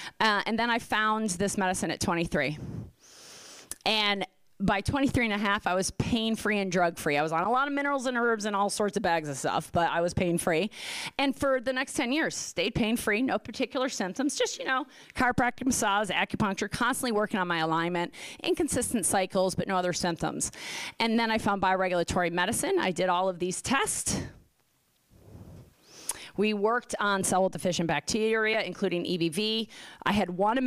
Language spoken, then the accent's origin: English; Philadelphia, Pennsylvania, United States; I'm from Philly